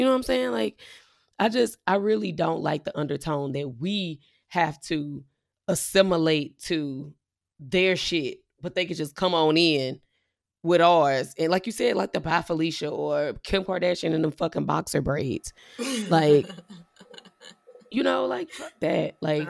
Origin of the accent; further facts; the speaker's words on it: Midwest, United States; also born or lived in Mississippi (family); we're in the Midwest, but well, we were born and raised in the Midwest